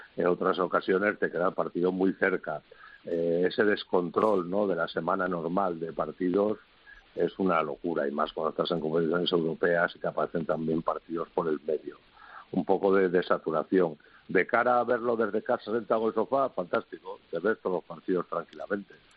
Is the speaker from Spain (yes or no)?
yes; Asturias, Spain; que soy asturiano